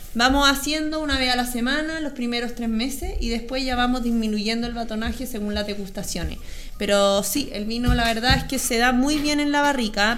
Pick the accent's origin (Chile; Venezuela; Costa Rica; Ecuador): Chile; Santiago, Santiago Metropolitan Region; also born or lived in María Pinto; yo nací en Santiago y viví en Santiago